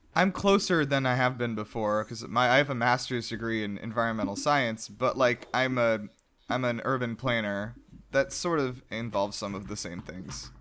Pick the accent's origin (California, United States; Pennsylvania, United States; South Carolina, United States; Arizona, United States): South Carolina, United States; now in Georgia, United States; I'm originally from South Carolina, which is a state next door